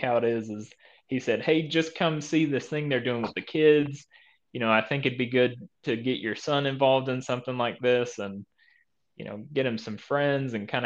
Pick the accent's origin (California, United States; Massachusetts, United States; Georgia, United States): Georgia, United States; West; I grew up in this West Georgia type area my whole life